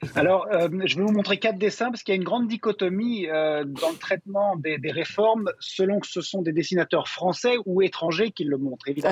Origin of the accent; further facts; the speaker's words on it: Belgium; Chez nous, en Belgique